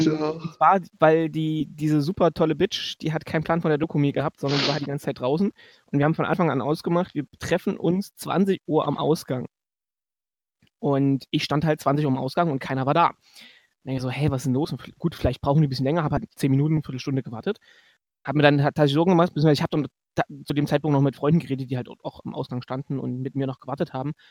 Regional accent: Leipzig, Saxony, Germany; ich komme aus Leipzig, wir sind aus Leipzig gefahren

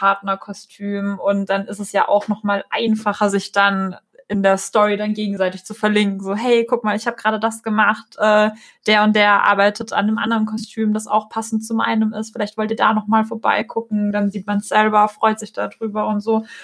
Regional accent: Russia; ich komme selber aus Russland

